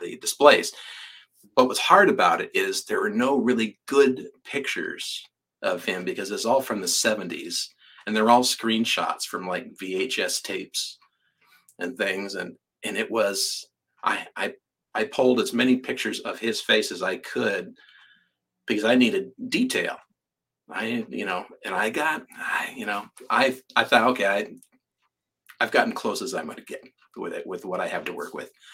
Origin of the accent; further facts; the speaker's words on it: California, United States; I'm from California